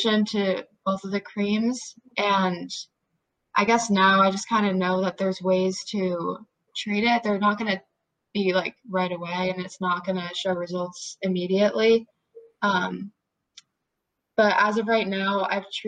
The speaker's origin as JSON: {"language": "English", "region": "New Jersey", "country": "United States", "said": "I'm 16 years old. I'm from New Jersey"}